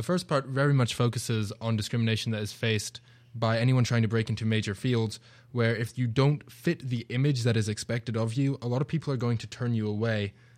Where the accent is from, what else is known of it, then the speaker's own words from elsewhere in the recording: United Kingdom; now in United States; It's interesting, because as you said, I'm from Britain, I'm not from the US, so it is a new culture for me being over here.